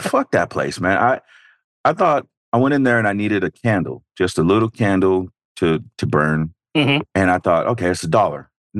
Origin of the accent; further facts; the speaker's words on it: Northern California, United States; being from Northern California